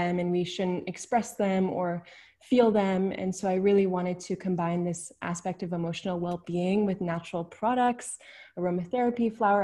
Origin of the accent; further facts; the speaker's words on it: Vancouver, British Columbia, Canada; moved away as an adult; now in Netherlands; I'm originally from Vancouver, BC. I was born and raised there, really close to nature.